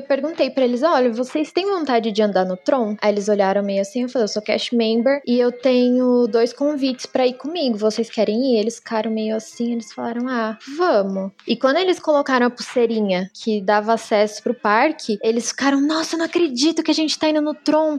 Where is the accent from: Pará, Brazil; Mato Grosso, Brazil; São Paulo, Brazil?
São Paulo, Brazil; Eu falei: De São Paulo.